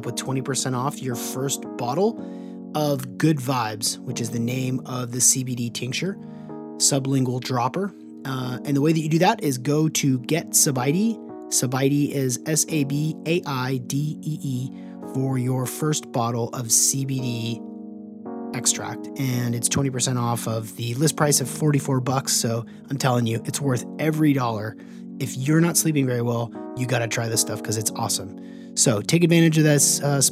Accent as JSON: {"language": "English", "town": "Seattle", "region": "Washington", "country": "United States", "tie": "born or raised there", "said": "I grew up here in Seattle"}